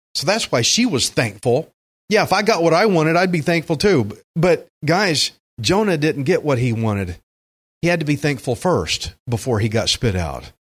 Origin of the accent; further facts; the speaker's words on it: Alvin, Texas, United States; I grew up in Alvin